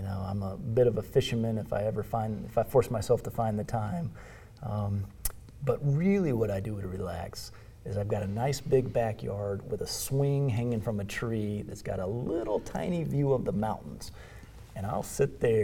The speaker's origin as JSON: {"language": "English", "country": "United States", "said": "as an American"}